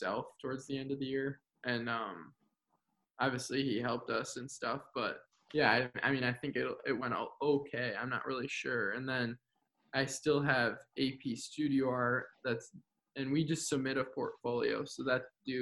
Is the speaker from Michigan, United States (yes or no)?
yes; Kalamazoo, Michigan, United States; I come from the Kalamazoo public school system, and so with that, I've gone K through 12